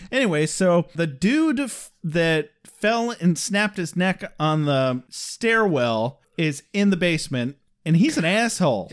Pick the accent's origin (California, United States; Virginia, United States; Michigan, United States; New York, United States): Michigan, United States; we're from Michigan